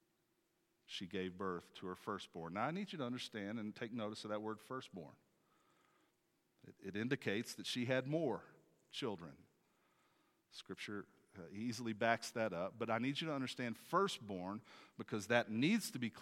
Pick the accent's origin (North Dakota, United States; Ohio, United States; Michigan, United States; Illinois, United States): North Dakota, United States; Grand Forks; now in Aurora, Colorado, United States; go back to Grand Forks, North Dakota, to my hometown, my place of birth